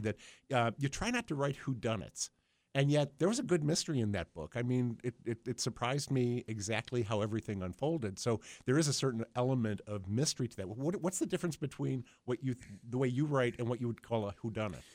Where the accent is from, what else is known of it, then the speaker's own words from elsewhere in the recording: Buffalo, New York, United States; grew up in Buffalo between Bethlehem and Republic Steel